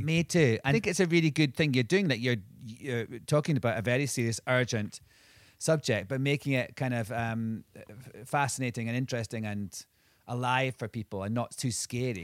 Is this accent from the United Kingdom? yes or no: yes; Scotland, United Kingdom; I'm from Scotland